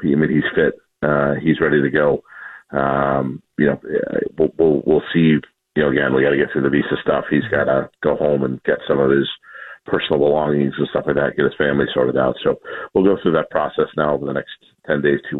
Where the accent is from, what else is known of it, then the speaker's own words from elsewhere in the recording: Chicago, Illinois, United States; now in Seattle, United States; I am from Chicago